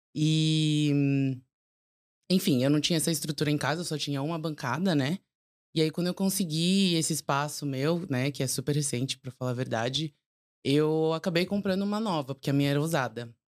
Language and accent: Portuguese; São Paulo, Brazil; nasci e cresci em São Paulo